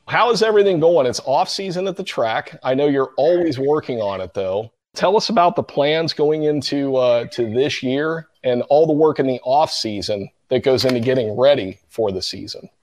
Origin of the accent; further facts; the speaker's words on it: Cincinnati, Ohio, United States; I grew up in Cincinnati